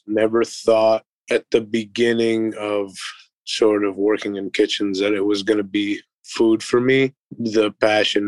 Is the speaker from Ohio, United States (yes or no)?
yes; Cleveland, Ohio, United States; moved away as an adult; now in Columbus, United States; Cleveland, Ohio. I grew up in the Linares Mayfield area.